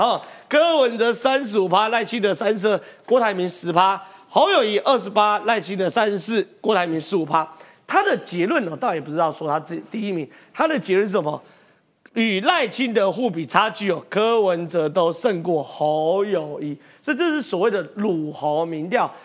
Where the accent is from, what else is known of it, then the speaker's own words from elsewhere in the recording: Tongluo, Miaoli County, Taiwan; 我是客家人，我是铜锣客家人没错